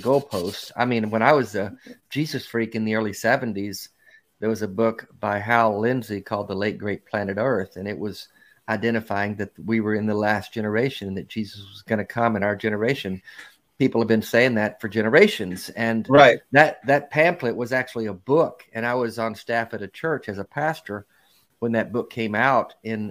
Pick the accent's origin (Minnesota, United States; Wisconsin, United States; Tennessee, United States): Tennessee, United States; Nashville; I'm from Nashville, Tennessee